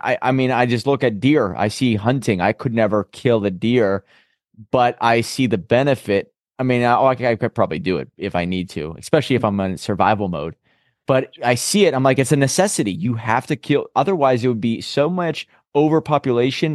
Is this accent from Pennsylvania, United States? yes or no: yes; Pittsburgh, Pennsylvania, United States; I'm from Pittsburgh, Pennsylvania, so we have quite a bit big history with the steel industry